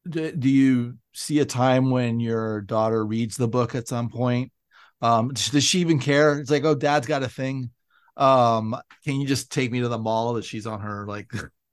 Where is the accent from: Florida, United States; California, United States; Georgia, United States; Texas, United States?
California, United States; Millbrae; That's me. But it's, I grew up in Millbrae, which was a stone's throw from Candlestick Park.